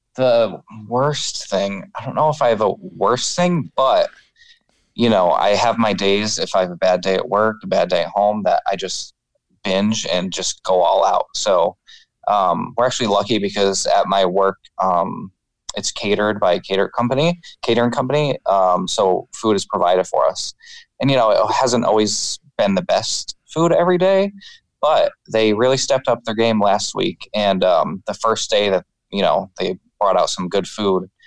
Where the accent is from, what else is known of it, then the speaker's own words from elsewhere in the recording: New York, United States; we're both from New York